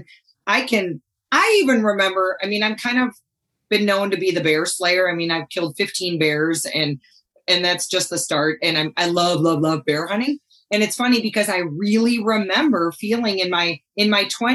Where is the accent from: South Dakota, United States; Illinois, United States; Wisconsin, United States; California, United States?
Wisconsin, United States; accent: Wisconsin; now in Montana, United States; I grew up in Wisconsin. Most people who know I'm from Montana, they pause for 1 second, tilt their head a little bit, go, "You're not from Montana, though, are you?" Because that Wisconsin accent tends to give me away quite a bit